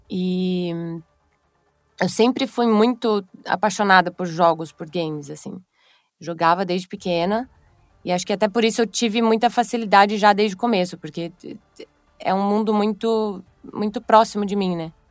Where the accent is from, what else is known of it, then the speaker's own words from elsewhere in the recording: Mato Grosso, Brazil; Eu sou do Mato Grosso, mas fui para UFMG fazer a faculdade de teatro lá.